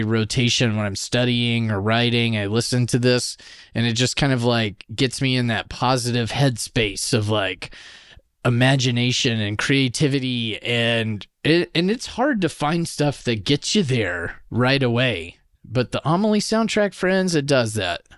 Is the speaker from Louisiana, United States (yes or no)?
yes; Louisiana, United States; now in Canada; I'm also from Louisiana, where they speak French, too